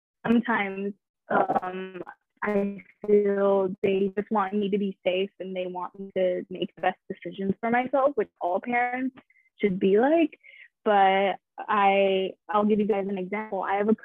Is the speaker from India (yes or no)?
yes; India; In Indian culture, I am Indian, for anybody who's wondering. I'm just Indian. I don't have two nationalities like Nick.